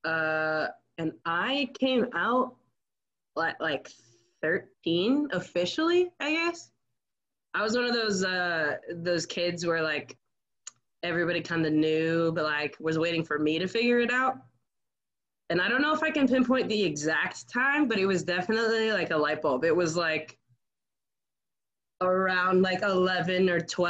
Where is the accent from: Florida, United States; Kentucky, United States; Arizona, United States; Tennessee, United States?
Arizona, United States; moved away as an adult; also born or lived in Iowa; I'm from Arizona